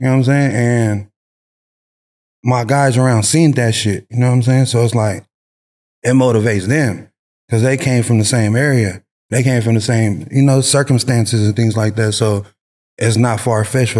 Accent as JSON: {"language": "English", "town": "Long Beach", "region": "California", "country": "United States", "tie": "born or raised there", "also_born_or_lived": "San Francisco Bay Area, California", "moved": "yes", "said": "I'm born and raised from Long Beach. Then I moved to the Bay in like 2003, 2004"}